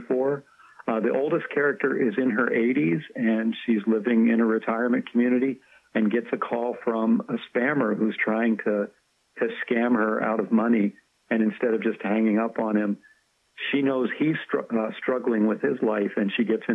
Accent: Bedford County, Pennsylvania, United States; Bedford County, which is about half an hour north of Cumberland, Maryland.

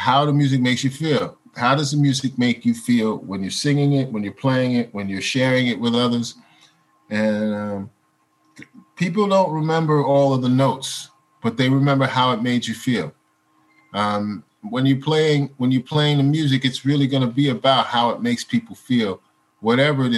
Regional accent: United States; as an American

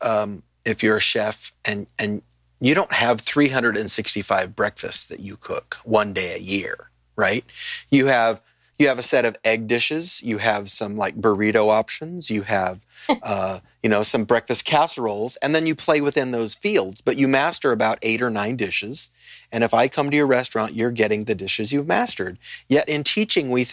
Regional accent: Paso Robles, California, United States; I grew up in Paso Robles, which has gone from 3 wineries to 500 wineries since I lived there

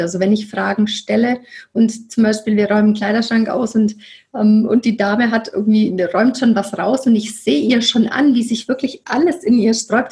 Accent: Nuremberg, Bavaria, Germany; moved away; wohne im wunderschönen Nürnberg wieder in meiner Heimat

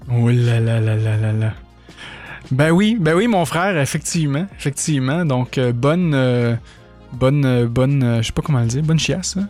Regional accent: Quebec, Canada; accent: québécois; mon accent québécois

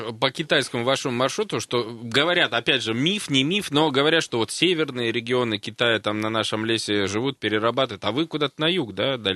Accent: Siberia, Russia; А я вот сейчас не знаю, как сибиряк к этому относиться.

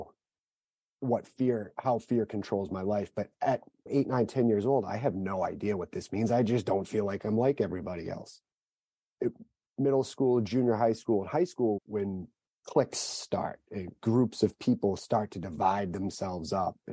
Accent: Southern Massachusetts, United States; I grew up in Southern Massachusetts, the older of two siblings

